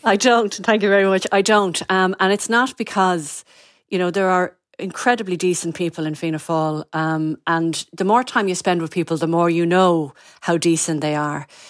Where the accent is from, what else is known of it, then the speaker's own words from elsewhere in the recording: North County Dublin, Leinster, Ireland; I grew up in North County, Dublin.